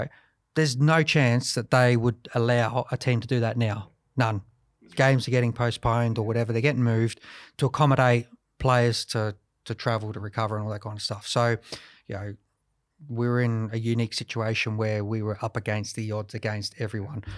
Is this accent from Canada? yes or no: no; Adelaide, South Australia, Australia; to play for six years for Adelaide United and, and be a captain here as well, um, you know, it was fantastic, you know, in front of my hometown